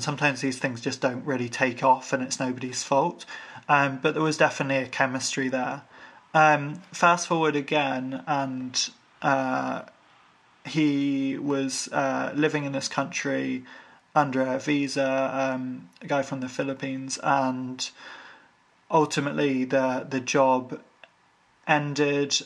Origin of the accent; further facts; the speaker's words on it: Ireland; I'm Irish